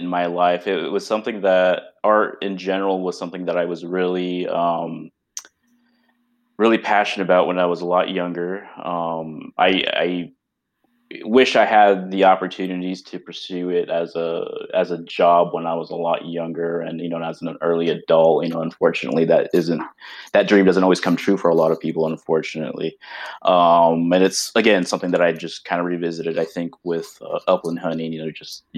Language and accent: English; Southern California, United States; also born or lived in Arizona; I was born and raised in Southern California